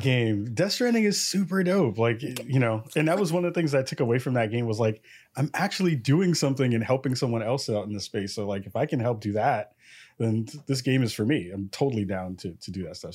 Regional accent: New York City, New York, United States; now in Portland, United States; I'm from the Bronx, New York. I'm out in Portland, Oregon

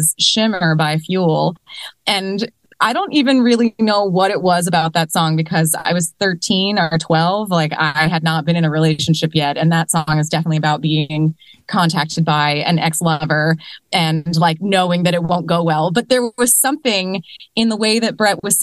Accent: Downingtown, Pennsylvania, United States; moved away as an adult; also born or lived in Austin, Texas; I grew up in Downingtown, Pennsylvania on Philly radio

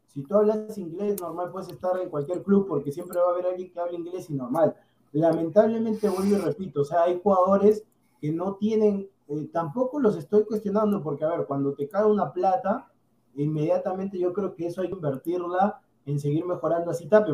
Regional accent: Peru; Yo en verdad soy peruano

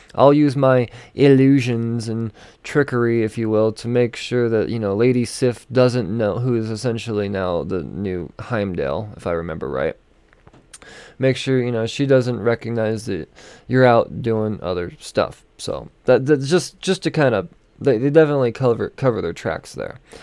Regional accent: Denver, Colorado, United States; my hometown of Denver

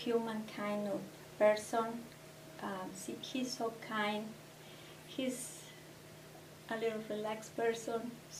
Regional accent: Durango, Mexico; English is a second language; moved away as an adult; also born or lived in Chicago, United States; now in Aurora, United States; I grew up in Durango. My mother is from Durango, and my father is from Morelos, another state.

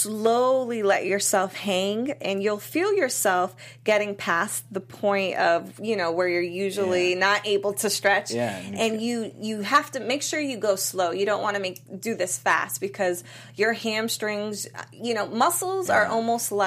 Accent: Massachusetts, United States; now in California, United States; I'm from Massachusetts

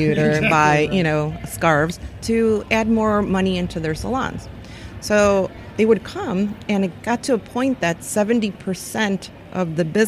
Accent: Chicago, Illinois, United States; I'm from Chicago.

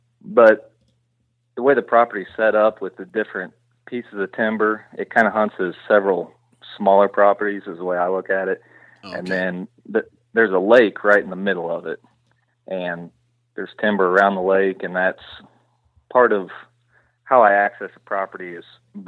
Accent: Illinois, United States; Yeah, I'm from West Central Illinois. I work as a correctional officer for a prison here, or a state prison here in Illinois. 32 years old, grew up working on a farm.

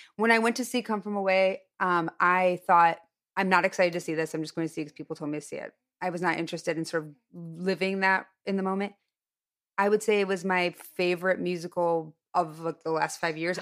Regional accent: Highland Park, Illinois, United States; born or raised there; moved away

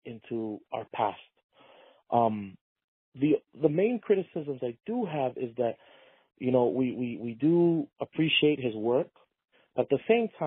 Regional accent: Hamakua Coast, Big Island of Hawaii, United States; small plantation town where I also grew up when I was born on the Big Island.

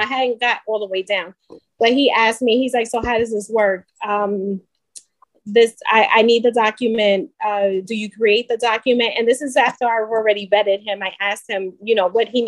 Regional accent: New York, United States; I'm from New York. I'm a New York notary

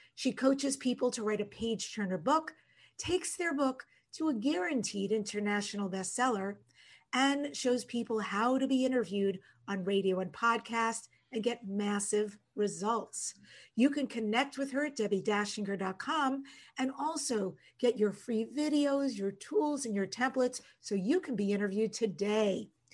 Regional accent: North Bellmore, New York, United States; I'm originally from North Belmore, Long Island, in New York

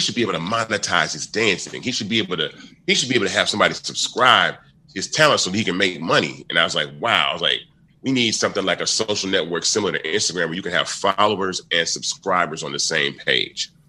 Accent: Memphis, Tennessee, United States; I was born in Memphis

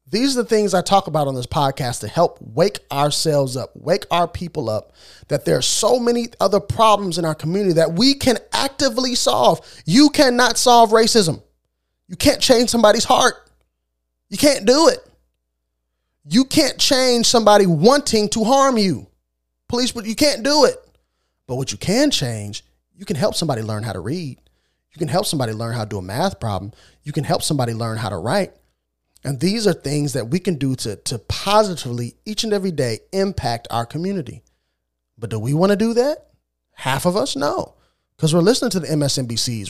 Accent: Illinois, United States; I'm born and raised in Illinois.

